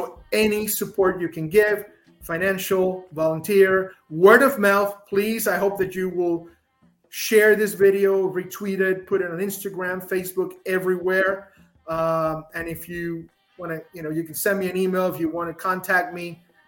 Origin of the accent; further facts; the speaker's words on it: Puerto Rico; I'd rather be cold, which is strange people say it because I'm from Puerto Rico. They think I like the heat.